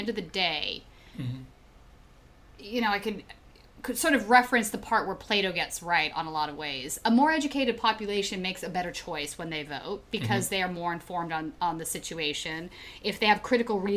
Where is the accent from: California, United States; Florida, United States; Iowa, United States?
California, United States; I grew up in California